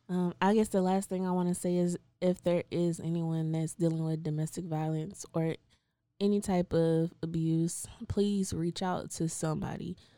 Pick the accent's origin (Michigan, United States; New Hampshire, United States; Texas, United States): Texas, United States; Waco; I grew up in Waco